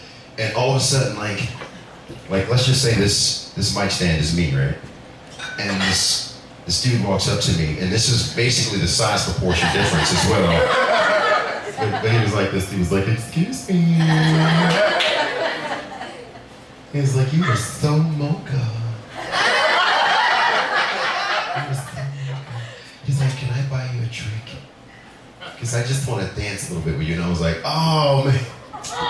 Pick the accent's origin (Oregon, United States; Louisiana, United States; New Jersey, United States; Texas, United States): Louisiana, United States; New Orleans; I am originally from New Orleans, Louisiana